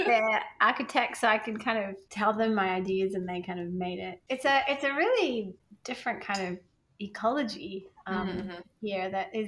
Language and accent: English; Australia; moved away as an adult; also born or lived in Sri Lanka / New Zealand / United Kingdom; now in Princeton, United States; I'm from Australia. I mean, I was born in Sri Lanka, but then grew up in Australia and New Zealand. And so I did my nursing degree in New Zealand, worked in the UK and Australia, and then moved back to Australia because my family were there.